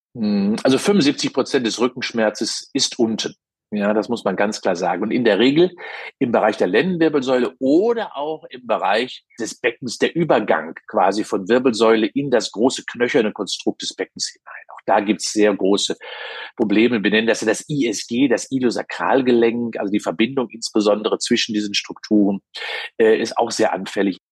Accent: Cologne, North Rhine-Westphalia, Germany; Als Kölner

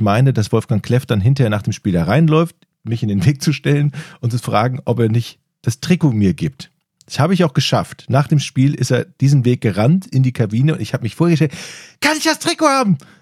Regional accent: Ratingen, North Rhine-Westphalia, Germany; im Ratinger Stadion, also meiner Heimatstadt

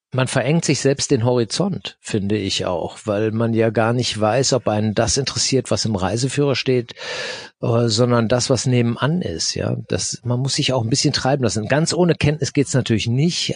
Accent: Germany; aus Deutschland

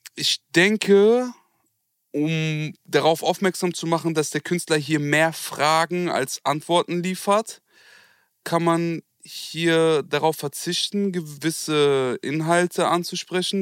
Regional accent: Germany; also born or lived in Turkey / Kurdistan; Ich bin Deutscher

